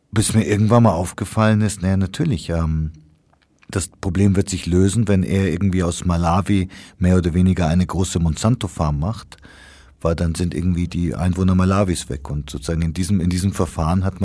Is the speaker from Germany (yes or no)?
no; Kenya; Ich meine, ich bin in Kenia aufgewachsen, wo es den berühmten Mau Mau Aufstand gab